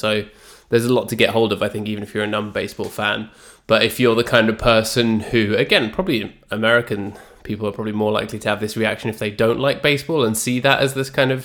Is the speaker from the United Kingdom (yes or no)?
yes; United Kingdom; as a British person